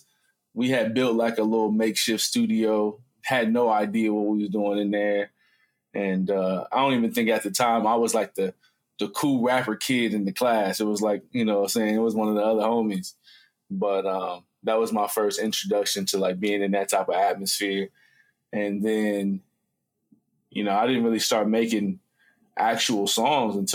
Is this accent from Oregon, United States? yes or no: no; Columbus, Ohio, United States; I'm from Columbus, Ohio